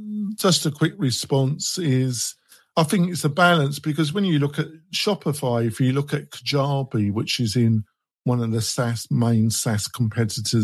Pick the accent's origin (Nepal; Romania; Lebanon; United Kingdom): United Kingdom; England; I'm English